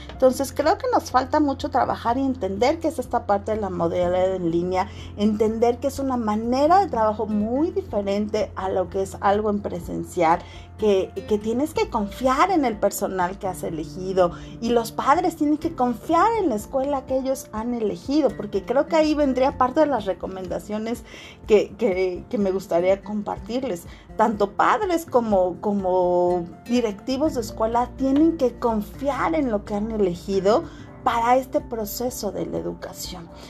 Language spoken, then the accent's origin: Spanish; Mexico